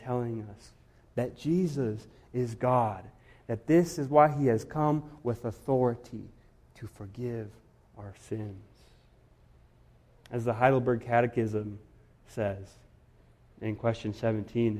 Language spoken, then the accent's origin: English; Guatemala; moved away; I grew up in Guatemala